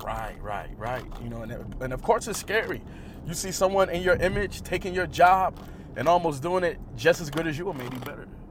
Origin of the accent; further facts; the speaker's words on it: Buffalo, New York, United States; I come from East Side Buffalo